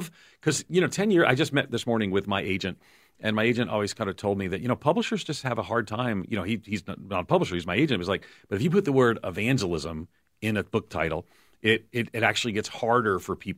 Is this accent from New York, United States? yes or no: yes; New York, United States; I talk fast like a New Yorker, I was told, because I am a New Yorker.